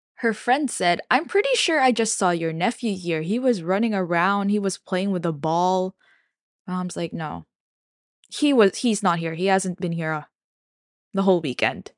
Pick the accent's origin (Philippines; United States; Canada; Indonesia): Philippines; Manila, Metro Manila; I'm from Manila